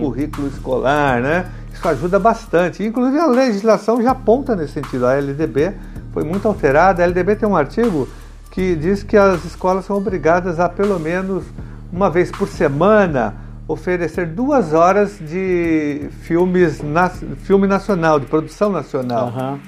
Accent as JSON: {"language": "Portuguese", "region": "São Paulo", "country": "Brazil", "said": "nós somos da mesma região da Zona Sul, vamos pegar Santo Amaro"}